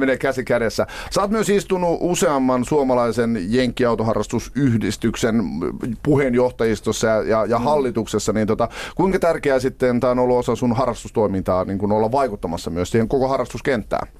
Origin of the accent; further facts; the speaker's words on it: Finland; me ollaan Suomesta